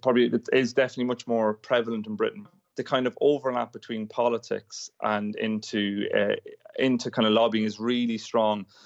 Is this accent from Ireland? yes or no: yes; Ireland; now in United Kingdom; I'm from Ireland, which is pr-, similar size to New Zealand